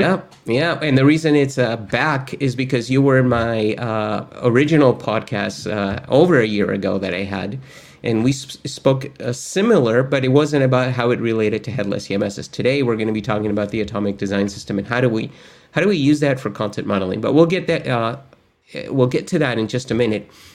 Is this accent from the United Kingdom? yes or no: no; Argentina; I'm actually from Argentina